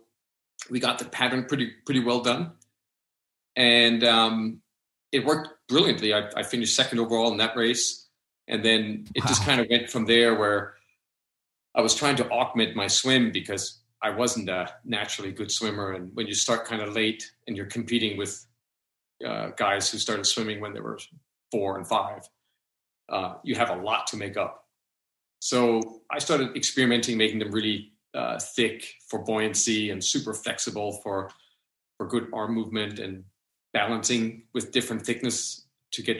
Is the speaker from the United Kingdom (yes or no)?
no; Denmark; I grew up in Denmark, and my mom's American, my dad was Danish